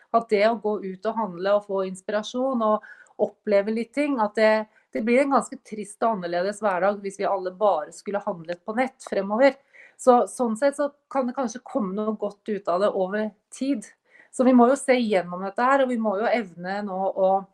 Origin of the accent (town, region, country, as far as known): Norway